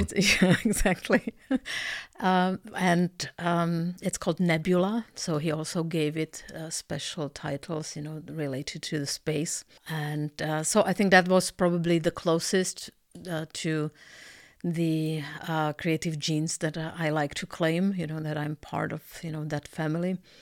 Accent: Czechia; moved away as an adult; also born or lived in Canada; I'm, uh, originally Czech, uh, however, I lived in Canada for eleven years

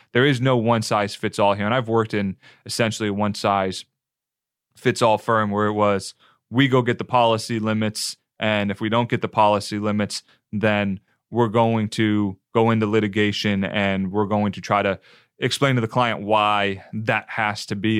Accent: New Jersey, United States; moved away as an adult; also born or lived in Western North Carolina; now in Tampa, United States; Northeastern kid, New Jersey, South Jersey, about ten minutes outside of Philadelphia

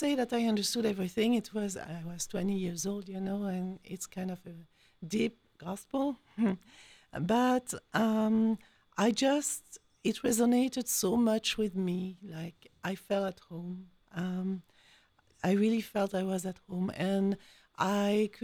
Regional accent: France; accent: French; English is a second language; moved away as an adult; also born or lived in Belgium / Switzerland / Philippines / United States; now in Columbus, United States; You can hear my accent. So je suis française. I am French.

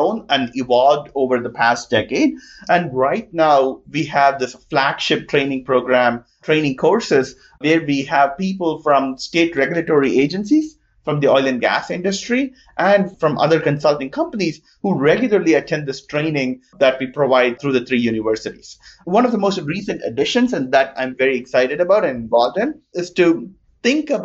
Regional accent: India; moved away as an adult; also born or lived in New Jersey, United States; now in Austin, United States; I grew up in India, and I did a lot of my education in engineering in New Jersey

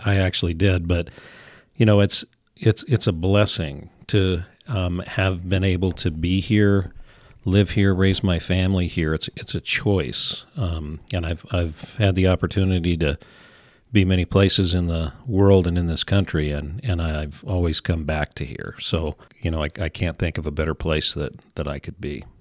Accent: Kalispell, Montana, United States; I was raised here, not born. We actually moved

